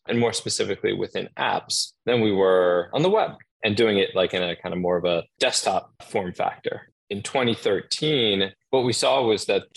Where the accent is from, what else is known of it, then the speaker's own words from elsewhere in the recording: Boston, Massachusetts, United States; now in New York City, United States; I'm originally from Boston.